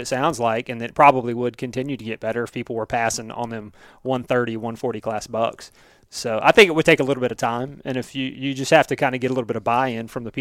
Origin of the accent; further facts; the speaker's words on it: Florida, United States; I'm from Florida